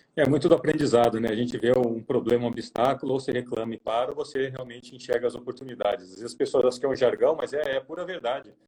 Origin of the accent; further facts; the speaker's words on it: interior of São Paulo, Brazil; moved away; vim do interior de São Paulo